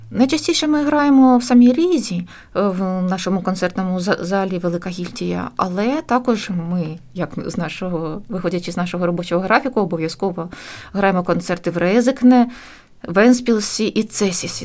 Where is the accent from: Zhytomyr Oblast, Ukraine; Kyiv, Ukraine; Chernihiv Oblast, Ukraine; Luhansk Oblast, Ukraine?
Chernihiv Oblast, Ukraine; Chernihiv; moved away as an adult; now in Riga, Latvia; був невеликий симфонічний оркестр в моєму рідному місті